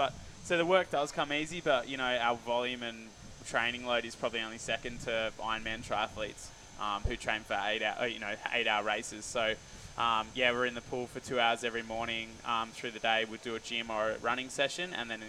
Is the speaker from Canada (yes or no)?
no; Hobart, Tasmania, Australia; I grew up in Hobart, Tasmania, so we've only got 2 surf clubs down there.